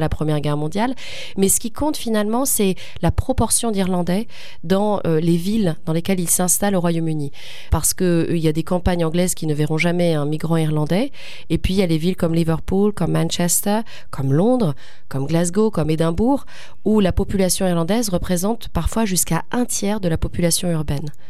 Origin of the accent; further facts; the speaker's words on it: France; first language French; le français est ma langue maternelle, et c'est là où j'ai passé, j'ai vécu le plus dans ma vie en France.